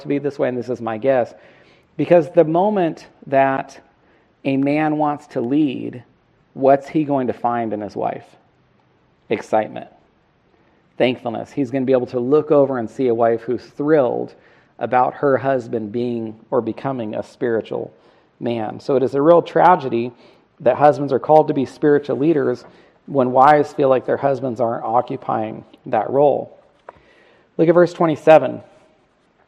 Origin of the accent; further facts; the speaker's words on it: Northern California, United States; we grew up together in Northern California